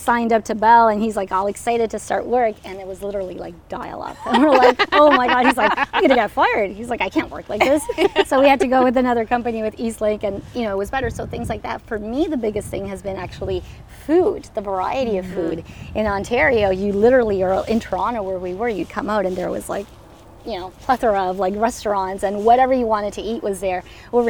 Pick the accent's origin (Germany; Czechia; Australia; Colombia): Colombia; English is a second language; now in Moncton, Canada; So we are from Colombia, and that was like a lot of my products. I wouldn't find them here. My mom actually moved with us as well.